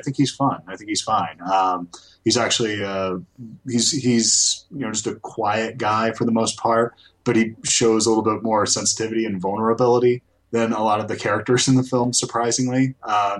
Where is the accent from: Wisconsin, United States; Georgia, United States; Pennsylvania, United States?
Georgia, United States; I'm from Georgia.